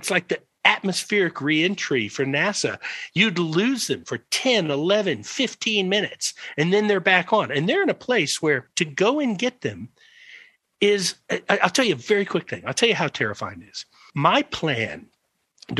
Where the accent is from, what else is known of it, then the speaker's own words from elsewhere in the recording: Georgia, United States; moved away as an adult; also born or lived in Tennessee; now in South Africa; I came from Georgia.